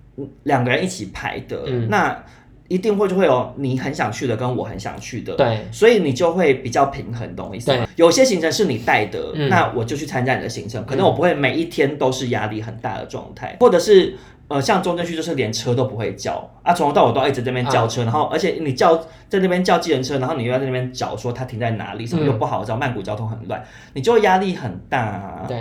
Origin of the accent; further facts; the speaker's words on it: Taiwan; 我是台湾人